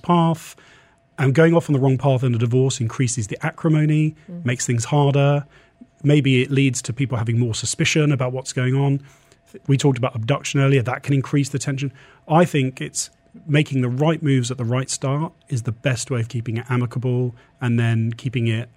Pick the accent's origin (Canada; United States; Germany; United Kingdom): United Kingdom; England; now in UAE; we're English